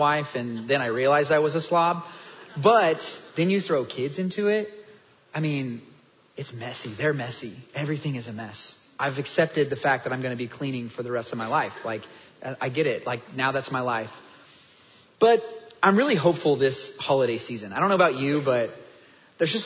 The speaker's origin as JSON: {"language": "English", "region": "Kansas", "country": "United States", "also_born_or_lived": "North Dallas, Texas", "moved": "as an adult", "lives_now": "Dallas, United States", "said": "I'm from Kansas"}